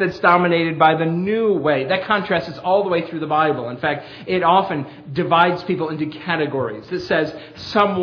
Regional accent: Perry, New York, United States; moved away as an adult; now in Millersville, United States; my hometown, Perry

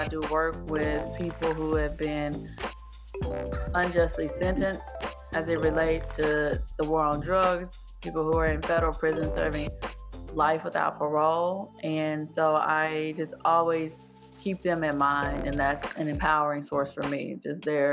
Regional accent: rural East Texas, United States; author from rural East Texas, born and raised in Texas

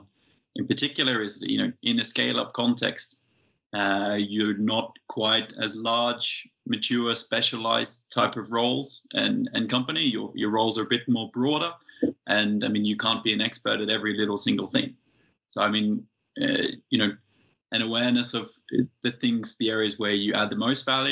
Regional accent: Australia; moved away as an adult; now in Scandinavia; I'm from Australia

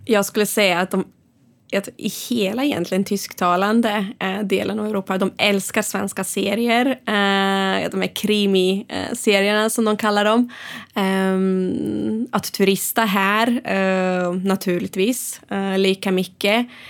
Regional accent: Sweden; moved away

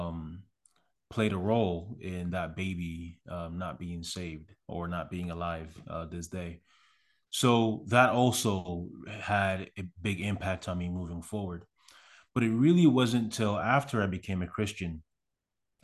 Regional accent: Accra, Greater Accra, Ghana; also born or lived in Canada; now in United States; I was born in Accra, which is the capital city of Ghana. I grew up there

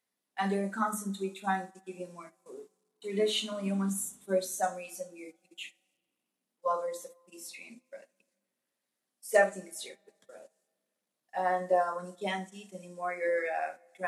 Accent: Sarajevo, Federation of Bosnia and Herzegovina, Bosnia & Herzegovina; I was born in Sarajevo, but my parents are from the north

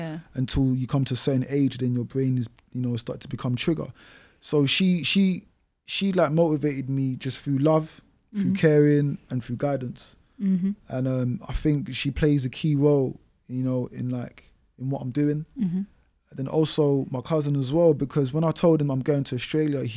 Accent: London, United Kingdom; growing up in Newham

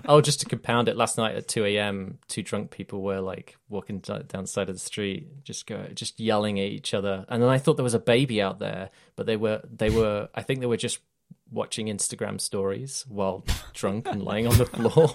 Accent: United Kingdom; I'm British

